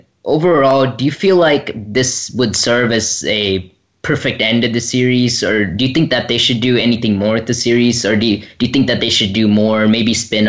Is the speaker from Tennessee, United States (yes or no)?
yes; Nashville, Tennessee, United States; from Nashville, Tennessee